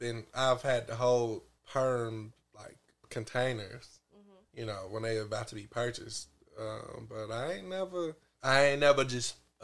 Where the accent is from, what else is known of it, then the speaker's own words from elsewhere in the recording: Chicago, Illinois, United States; I'm from Chicago. I know about Cabrini Greens.